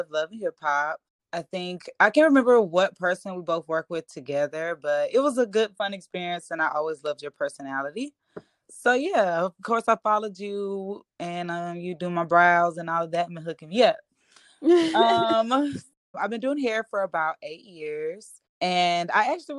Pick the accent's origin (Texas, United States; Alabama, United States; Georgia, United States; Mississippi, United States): Georgia, United States; Albany; accent: deep Southern; also born or lived in Statesboro, Georgia; I was actually born in Statesboro. So shout out to Georgia Southern, but I was raised in Albany, Georgia